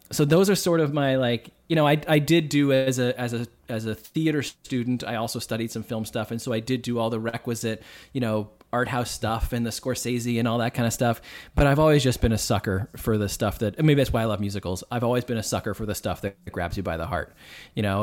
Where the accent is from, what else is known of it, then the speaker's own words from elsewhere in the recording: Boston, Massachusetts, United States; accent: Boston; I'm from Boston